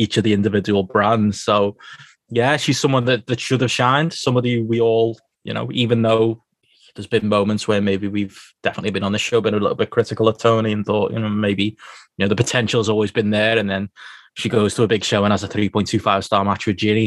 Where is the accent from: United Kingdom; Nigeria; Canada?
United Kingdom; as British fans